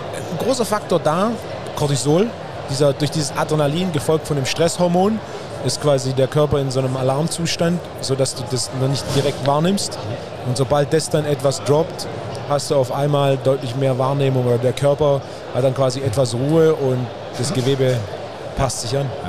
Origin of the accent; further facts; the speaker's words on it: Swabia, Germany; als echter Schwabe